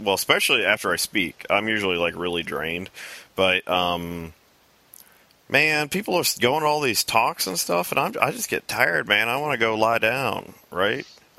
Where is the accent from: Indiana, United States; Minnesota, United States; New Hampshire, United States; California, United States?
Indiana, United States; South Bend; moved away as an adult; now in Lafayette, United States; because I was from South Bend, which is very different than really the rest of Indiana.